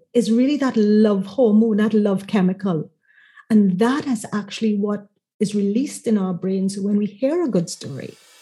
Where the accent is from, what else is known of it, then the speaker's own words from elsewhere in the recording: Trinidad & Tobago; moved away as an adult; now in Curaçao; I'm originally from Trinidad and Tobago.